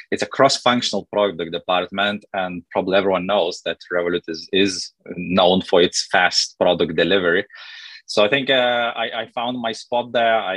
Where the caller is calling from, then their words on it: London, United Kingdom; Yes, I'm calling in from London.